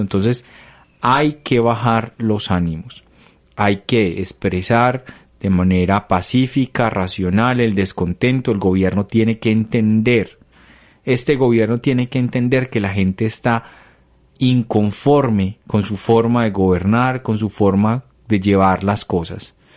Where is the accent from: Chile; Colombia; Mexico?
Colombia; nosotros como colombianos